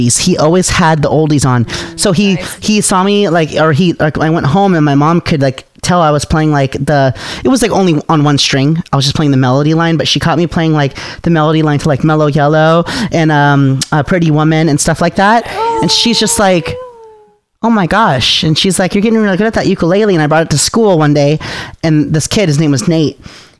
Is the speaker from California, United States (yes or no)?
no; Yelm, Washington, United States; I grew up in Yelm in the sticks.